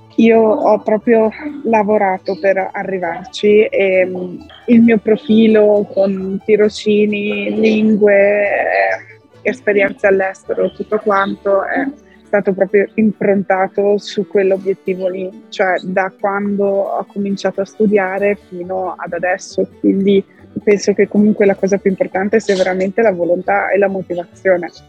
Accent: Italy; moved away as an adult; also born or lived in France; sono cresciuta in Italia

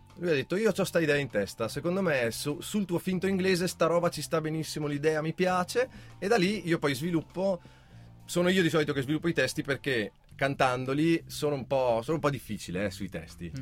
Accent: Val di Non, Trentino-Alto Adige, Italy; noi siamo della Valle di Noam

